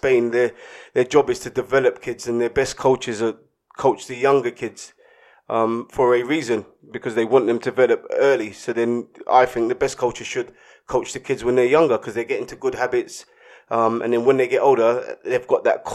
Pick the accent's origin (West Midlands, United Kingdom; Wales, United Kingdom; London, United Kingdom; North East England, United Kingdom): London, United Kingdom; I was from Hackney